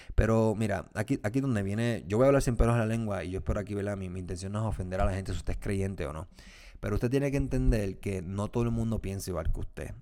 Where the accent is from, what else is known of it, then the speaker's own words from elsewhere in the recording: Puerto Rico; yo soy puertorriqueño y obviamente lo que sucede en mi país me preocupa